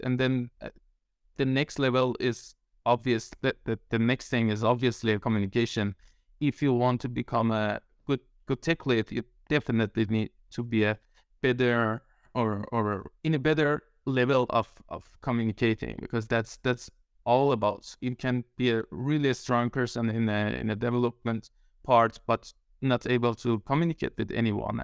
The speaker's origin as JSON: {"language": "English", "country": "Iran", "moved": "yes", "lives_now": "Denmark", "said": "I'm Iranian, living in Denmark"}